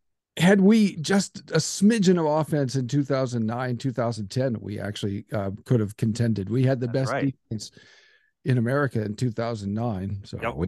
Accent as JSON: {"language": "English", "region": "Nebraska", "country": "United States", "also_born_or_lived": "Southern California / Kansas City", "moved": "as an adult", "said": "I'm from Nebraska."}